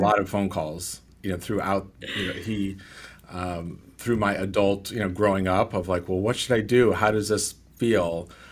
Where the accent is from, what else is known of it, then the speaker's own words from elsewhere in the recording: California, United States; I'm from California